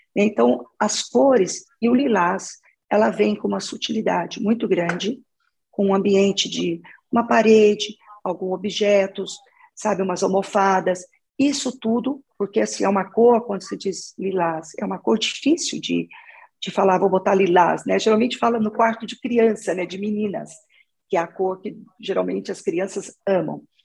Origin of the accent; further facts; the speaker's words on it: Minas Gerais, Brazil; moved away as an adult; now in São Paulo, Brazil; eu sou de Minas, sou mineira. Eu estou em São Paulo já trabalhando há 25 anos.